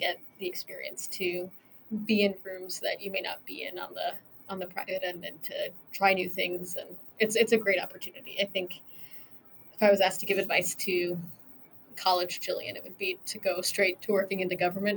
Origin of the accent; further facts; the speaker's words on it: Michigan, United States; I grew up in Michigan